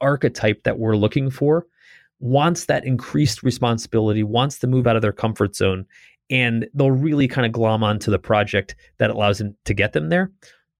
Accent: Northeast, United States; You know, I grew up in the Northeast playing hockey

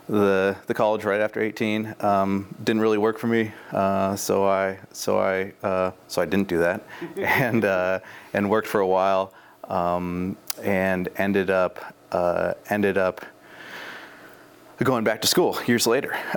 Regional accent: Timber, Oregon, United States; also born or lived in Forest Grove, Oregon; I was born in Timber, Oregon, which is kind of out by Buxton, so kind of towards the coast off of 26. My parents built a house out there.

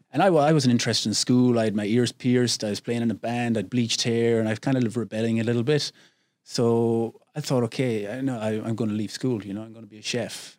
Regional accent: Glenamaddy, Connacht, Ireland; moved away as an adult; also born or lived in England / United States / China / Thailand; now in Phuket, Thailand; I grew up on a little farm, uh, way out in the west of Ireland, a small little village, a thousand people, Glennamadee

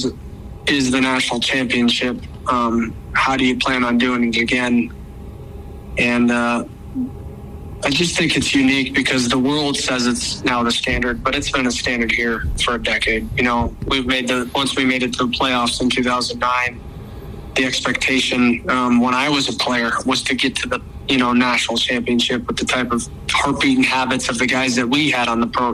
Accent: Arizona, United States; moved away as an adult; now in Brookings, United States; I'm from Arizona

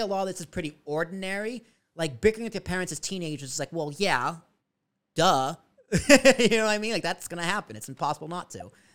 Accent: Braintree, Massachusetts, United States; moved away; also born or lived in Long Island; I grew up in Braintree, Massachusetts, South Shore

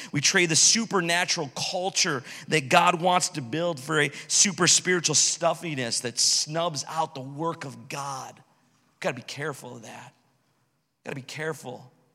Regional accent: United States; My passport tells me that I'm from America

